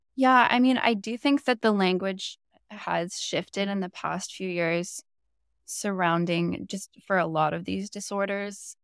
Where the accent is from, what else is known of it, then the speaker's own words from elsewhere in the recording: Bowen Island, British Columbia, Canada; now in Vancouver, Canada; I grew up on a really small island called Bowen Island, which is just off of West Vancouver